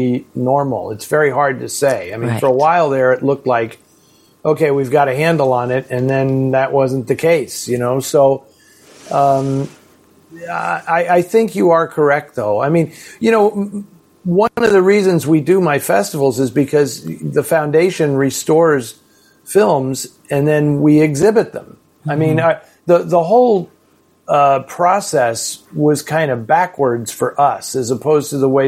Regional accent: San Francisco, California, United States; where I grew up in San Francisco

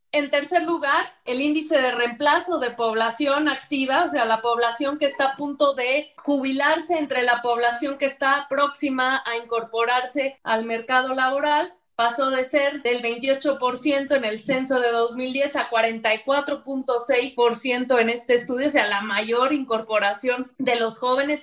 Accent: Mexico; cómo somos los mexicanos

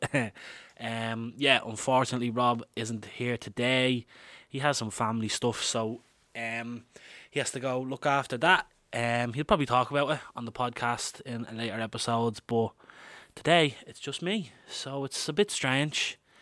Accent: Dublin, Leinster, Ireland; I'm an Irish man, born and reared in Dublin

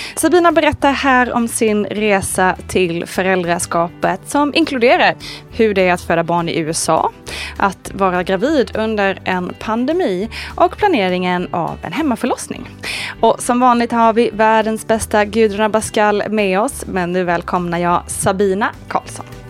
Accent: Småland, Sweden; accent: Småland dialect; Jag kommer från Småland och den, den hörs allra mest när jag pratar med någon annan smålänning

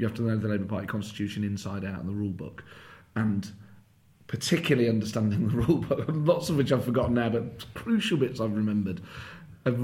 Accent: Nottingham, East Midlands, United Kingdom; moved away; I grew up in Nottingham

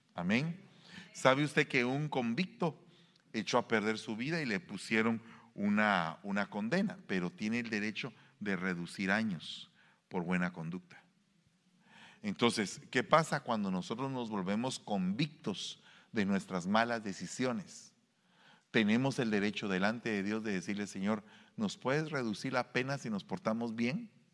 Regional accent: Guatemala; now in United States; en mi pueblo

